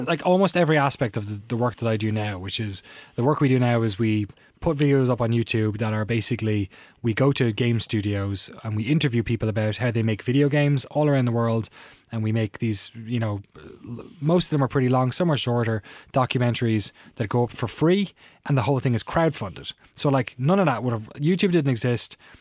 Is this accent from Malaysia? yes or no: no; Waterford, Munster, Ireland; moved away as an adult; now in Oakland, United States; I really loved growing up in Waterford